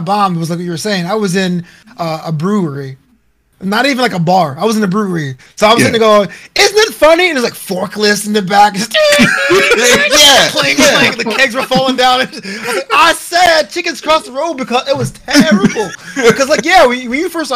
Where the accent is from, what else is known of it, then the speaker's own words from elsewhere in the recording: Brooklyn, New York, United States; now in Los Angeles, United States; it's my hometown. Only able to go back to Brooklyn